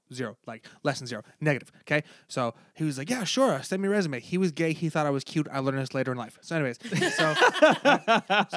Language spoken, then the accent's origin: English; Los Angeles, California, United States; I'm from Los Angeles